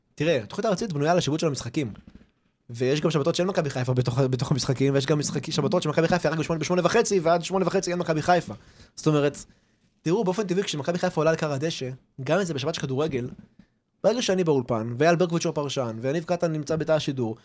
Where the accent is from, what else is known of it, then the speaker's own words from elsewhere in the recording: Haifa, Haifa District, Israel; ואנחנו מכאן, ואנחנו לא במקום אחר